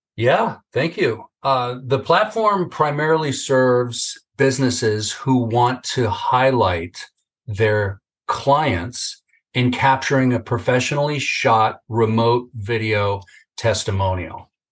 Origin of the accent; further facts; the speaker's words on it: Northern California, United States; I grew up in Northern California